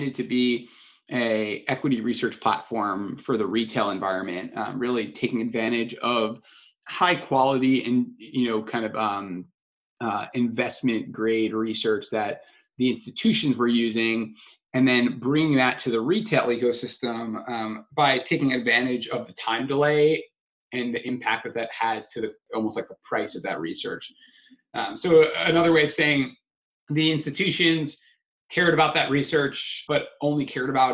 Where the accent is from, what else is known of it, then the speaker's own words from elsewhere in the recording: Long Island, New York, United States; I grew up in Long Island, New York